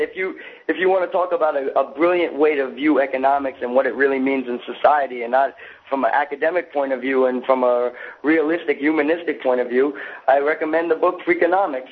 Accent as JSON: {"language": "English", "region": "the South", "country": "United States", "tie": "born or raised there", "said": "I grew up in the South"}